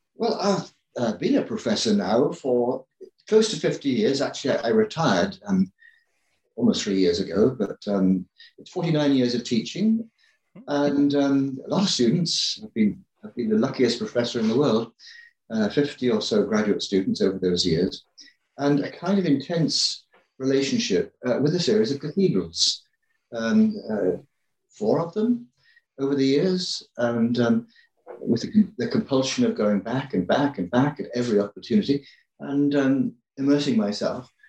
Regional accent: England, United Kingdom; I grew up in England

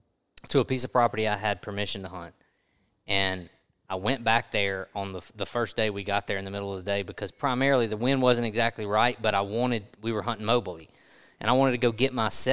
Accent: Mississippi, United States; Mississippi and Louisiana are very similar, and I grew up in Mississippi, but I've been in Louisiana for a long time

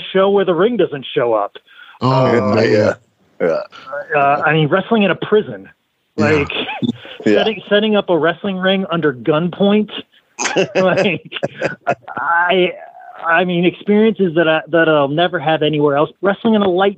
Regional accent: Iowa, United States; I was born and raised in Iowa

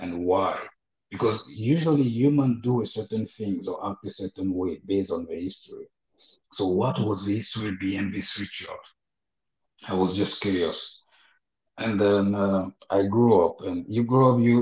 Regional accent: Côte d’Ivoire; my growing up in Ivory Coast with my parents

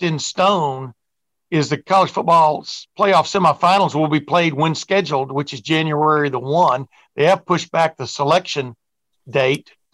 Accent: Lufkin, Texas, United States; moved away; also born or lived in Alabama; I grew up in Alabama and then Texas, 11 years in each one

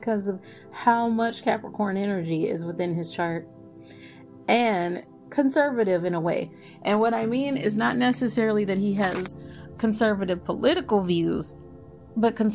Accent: Dallas, Texas, United States; moved away; I am originally from Dallas

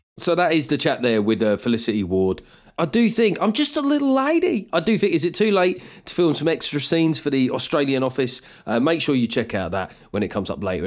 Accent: United Kingdom; me as a Brit

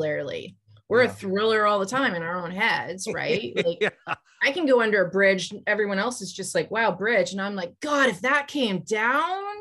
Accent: British Columbia, Canada; we grew up, there was a trestle, the Kinsale Trestle. It's the biggest trestle in Canada.

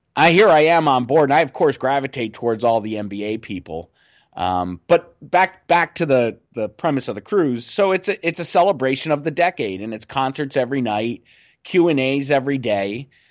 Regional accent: Scranton, Pennsylvania, United States; I'm from Scranton, Pennsylvania

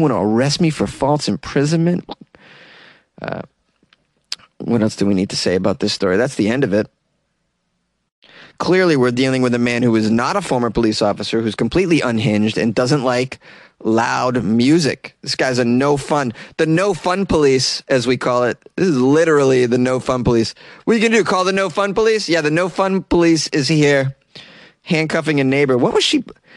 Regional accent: Massachusetts, United States; moved away; where I grew up in Massachusetts

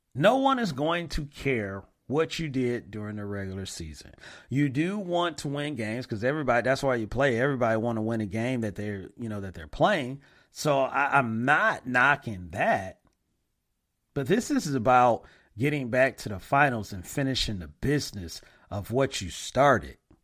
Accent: Flint, Michigan, United States; my hometown

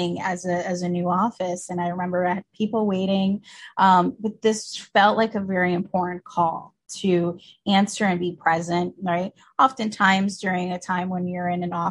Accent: New Jersey, United States; also born or lived in Colombia; I was born here, first generation American, actually in New Jersey, but both of my parents and even my brother, my whole immediate family is from Colombia, South America.

